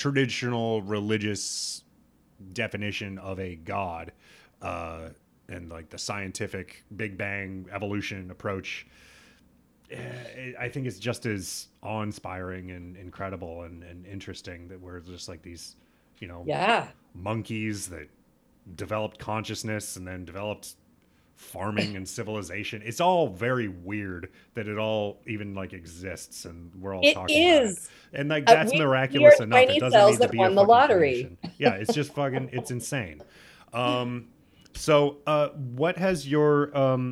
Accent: Nebraska, United States; I'm also from Nebraska.

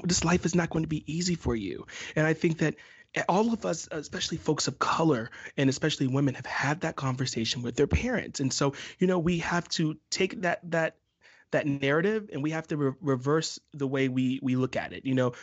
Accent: the South, United States; I'm from the South

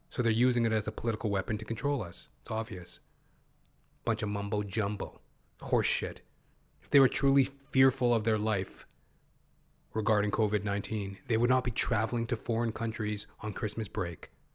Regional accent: Canada; I'm not an American, by the way. I'm a Canuck.

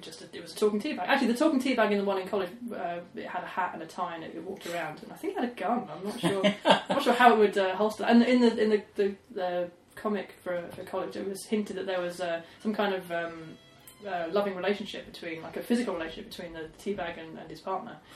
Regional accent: Basingstoke, South East England, United Kingdom; growing up outside of Basingstoke

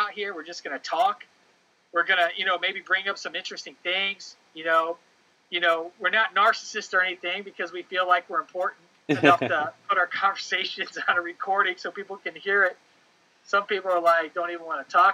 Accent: Ohio, United States; moved away; also born or lived in Chicago; I was born in Ohio

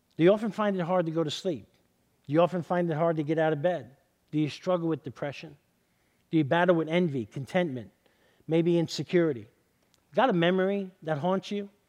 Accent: New York City, New York, United States; now in Southern California, United States; I grew up in East Harlem in, in New York City

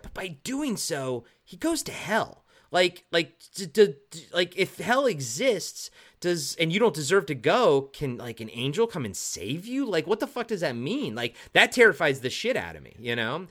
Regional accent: Maryland, United States; moved away; also born or lived in Towson, Maryland / White Marsh, Maryland; I'm from Maryland

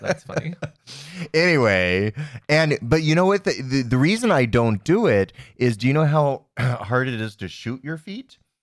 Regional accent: United States; I was raised here in America

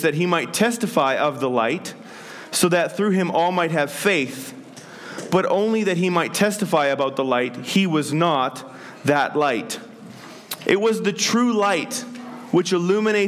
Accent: Penticton, British Columbia, Canada; In the church I grew up in Penticton

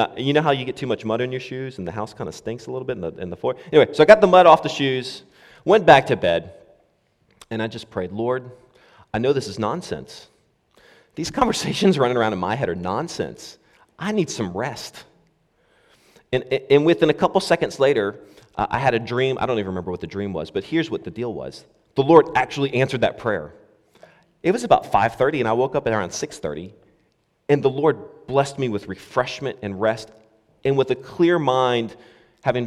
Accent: United States; now in Scotland, United Kingdom; as an American

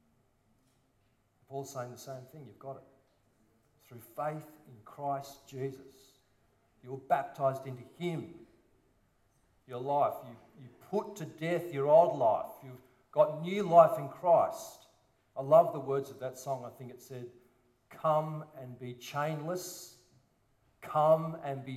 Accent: Sydney, New South Wales, Australia; a silver spooner boy from a private school in the Northern Beaches. Tragic. And my parents drove over to church in Petersham, believe it or not, from Collaroy.

